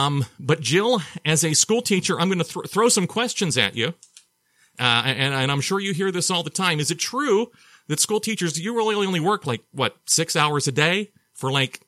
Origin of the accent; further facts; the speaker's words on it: Mon Valley, Pennsylvania, United States; growing up in the Mon Valley